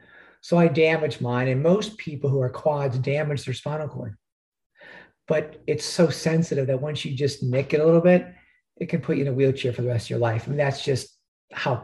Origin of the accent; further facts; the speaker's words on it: Stuart, Florida, United States; also born or lived in Chicago, Illinois; I was born in Chicago. My dad got tired of the cold weather when I was 8 years old. He uprooted the family down to Stuart, Florida, which is just north of West Palm Beach.